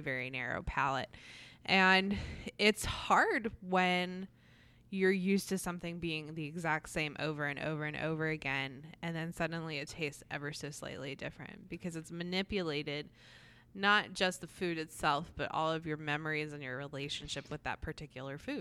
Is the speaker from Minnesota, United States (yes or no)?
no; New Jersey, United States; now in South Carolina, United States; I grew up in New Jersey and then have lived here roughly, roughly half my life in each place